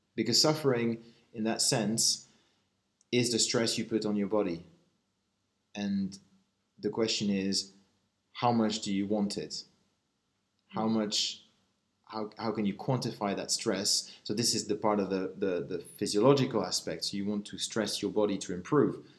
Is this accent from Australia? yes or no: no; Switzerland; I'm uh, Swiss